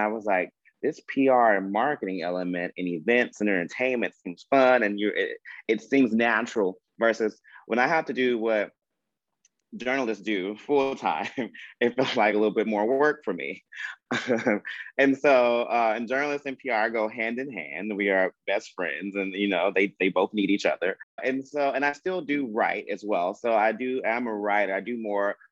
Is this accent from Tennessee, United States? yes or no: yes; Memphis, Tennessee, United States; I've born and raised in Memphis my entire life.